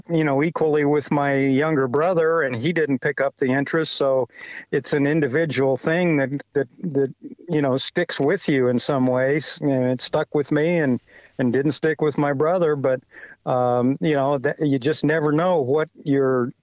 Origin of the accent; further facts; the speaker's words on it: West Lafayette, Indiana, United States; I grew up in West Lafayette, Indiana